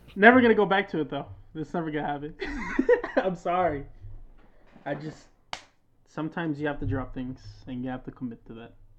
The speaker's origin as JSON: {"language": "English", "country": "United States", "tie": "born or raised there", "said": "I was born in America"}